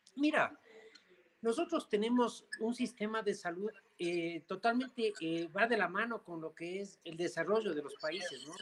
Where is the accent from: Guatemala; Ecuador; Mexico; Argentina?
Ecuador; somos un país en desarrollo